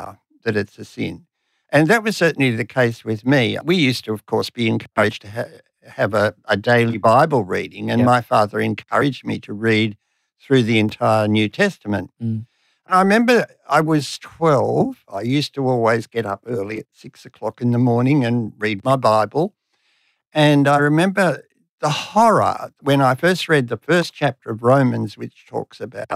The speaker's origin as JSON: {"language": "English", "town": "Sydney", "region": "New South Wales", "country": "Australia", "tie": "born or raised there", "also_born_or_lived": "Katoomba, New South Wales", "said": "left Katoomba and came to Sydney when I was seven"}